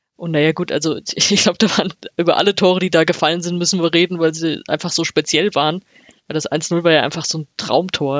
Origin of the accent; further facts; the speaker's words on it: Frankfurt am Main, Hesse, Germany; als Frankfurterin